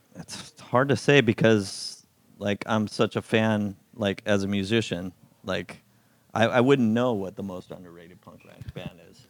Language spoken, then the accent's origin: English; Simi Valley, California, United States; Simi Valley is where I grew up